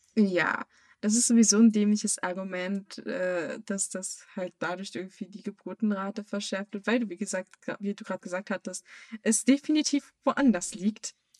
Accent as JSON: {"language": "German", "country": "Germany", "said": "als Weiß und auch als Deutsche"}